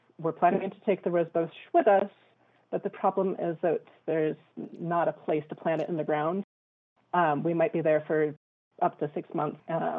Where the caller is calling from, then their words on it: Lambsdale, Pennsylvania, United States; I'm calling from Lambsdale, PA, a bit south of you.